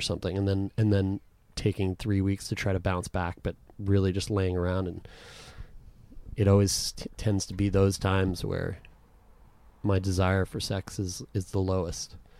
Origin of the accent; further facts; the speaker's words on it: Canada; we're from Canada.